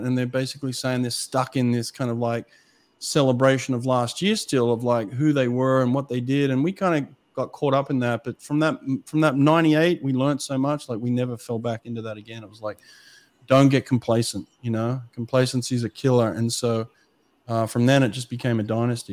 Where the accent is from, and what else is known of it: Australia; accent: Australian; moved away as an adult; now in United States